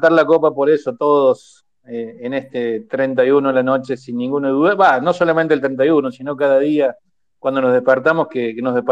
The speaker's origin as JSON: {"language": "Spanish", "country": "Argentina"}